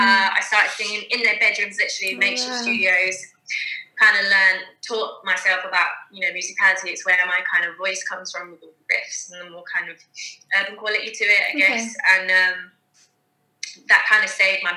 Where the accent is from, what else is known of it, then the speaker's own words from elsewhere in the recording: Basingstoke, South East England, United Kingdom; also born or lived in Manchester; I grew up in Basingstoke, bit rough and ready kind of town